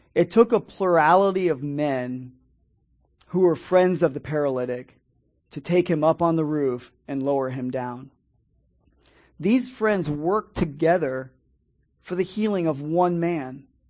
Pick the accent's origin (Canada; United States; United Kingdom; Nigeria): United States; Dade City, Florida; now in St. Petersburg, United States; I grew up in an area up in Dade City, Pasco County, where there's a lot of migrant workers